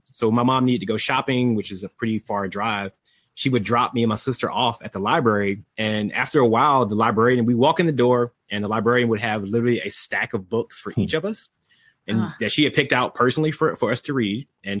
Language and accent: English; Bolton, North Carolina, United States; It's a little town called Bolton in North Carolina, southeast of North Carolina, down near Wilmington, actually.